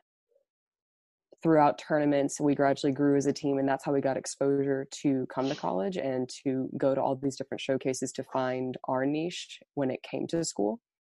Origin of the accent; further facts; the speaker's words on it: Overland Park, Kansas, United States; moved away; I'm from Overland Park, Kansas, and right now I'm currently at the University of Montebello